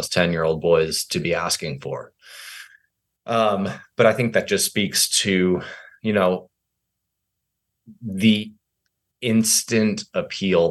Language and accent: English; Fairfield, Connecticut, United States; moved away; also born or lived in New York City; I was born in Fairfield, Connecticut